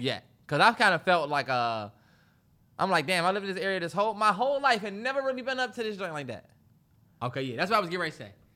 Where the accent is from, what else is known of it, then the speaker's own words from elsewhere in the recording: Washington, D.C. area, United States; even though we from this area, I'd never really been downtown DC